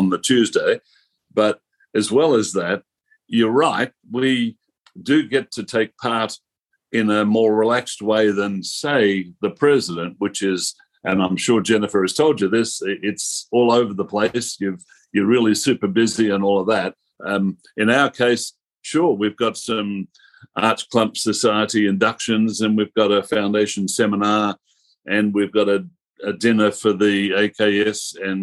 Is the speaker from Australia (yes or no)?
yes; Australia; I am Australian.